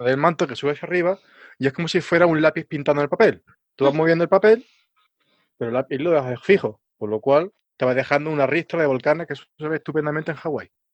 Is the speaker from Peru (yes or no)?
no; Alcalá, Spain; en mi pueblo, ahí en Alcalá